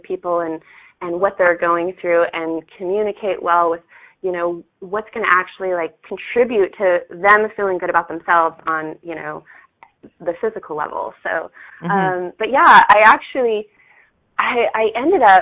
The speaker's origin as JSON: {"language": "English", "town": "Salt Lake City", "region": "Utah", "country": "United States", "tie": "born or raised there", "said": "I was born and raised in Salt Lake City, Utah. Yeah, and I actually still live here."}